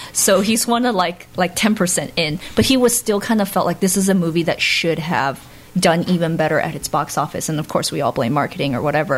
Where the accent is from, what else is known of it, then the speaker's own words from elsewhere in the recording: United States; also born or lived in Florida; I was born and raised in America.